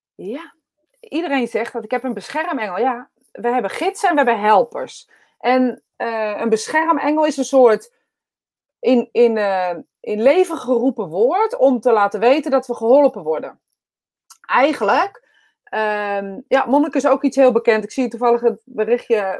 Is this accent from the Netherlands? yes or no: yes; Utrecht, Netherlands; accent: Utrechts; ik een eh, Utrechts accent heb